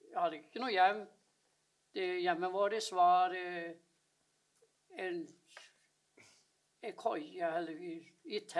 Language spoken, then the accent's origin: Norwegian; Nes, Akershus, Norway; born there; Jeg er født i Kjerre september på Nes på Romerike.